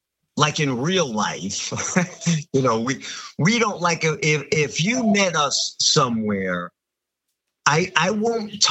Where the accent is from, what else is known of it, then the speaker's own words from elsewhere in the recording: Long Island, New York, United States; Danny is from the same area that I am from. We're both from Long Island in New York